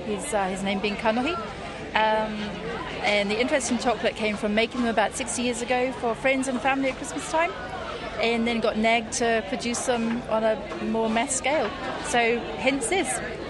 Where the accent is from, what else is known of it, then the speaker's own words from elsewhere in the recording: Jersey; accent: Jersey; now in New Zealand; Jersey Islands originally.